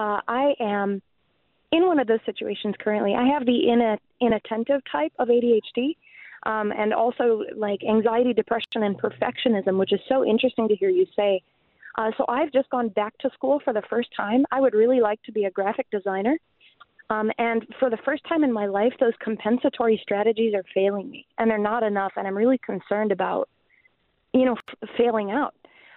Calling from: Milwaukee, Wisconsin, United States; I'm calling from Milwaukee

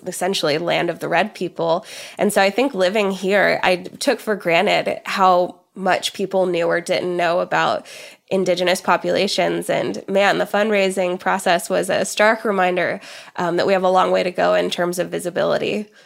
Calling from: Oklahoma, United States; living in Oklahoma, where I am, uh, calling in from here today in the, in the U S

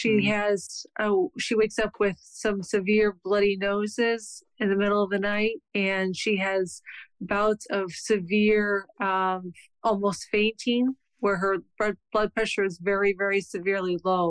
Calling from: Mishawaka, Indiana, United States; I'm calling from Mishawaka, Indiana.

